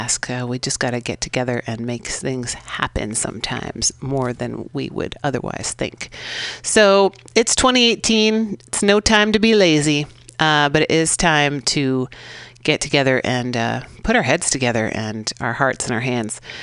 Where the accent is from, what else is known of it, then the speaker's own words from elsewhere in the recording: San Francisco, California, United States; I grew up here in San Francisco out in the sunset, right by the beach